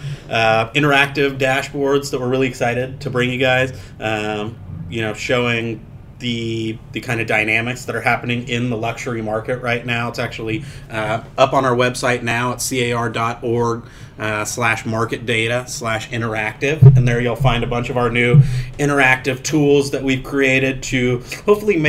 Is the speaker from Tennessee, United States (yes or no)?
no; San Diego, California, United States; I'm from San Diego